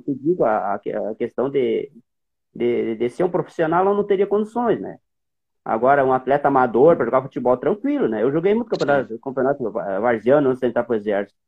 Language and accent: Portuguese; Barama, Rio Grande do Sul, Brazil; also born or lived in Sobradinho, Rio Grande do Sul / Santa Maria, Rio Grande do Sul; eu nasci numa cidade ali da região Centro-Terra, em Sobradinho, eu nasci ali